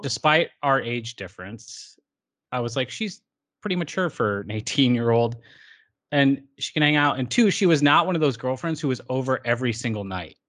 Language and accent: English; Hamilton, Illinois, United States; also born or lived in Racine, Wisconsin; in racine wisconsin but i have spent the majority of my life since i was six years old in hamilton illinois